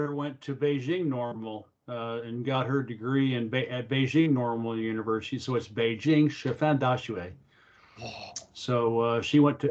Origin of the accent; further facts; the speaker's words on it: Oklahoma, United States; moved away; also born or lived in China; I grew up in Oklahoma